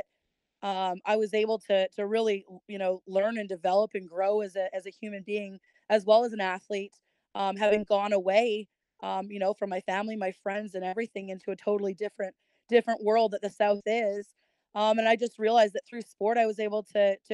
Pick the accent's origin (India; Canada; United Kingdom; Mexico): Canada; Kelowna, British Columbia; moved away as an adult; also born or lived in Georgia; growing up in Canada, in a small little town of Kelowna, British Columbia